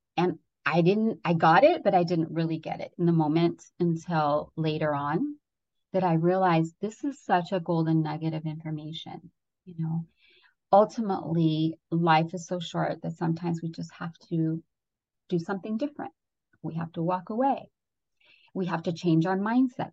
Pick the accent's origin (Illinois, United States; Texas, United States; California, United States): California, United States; Redondo Beach; also born or lived in Ecuador; I immigrated here from Ecuador, South America, and by the time I was eight, we moved into this one area in uh, Southern California in Redondo Beach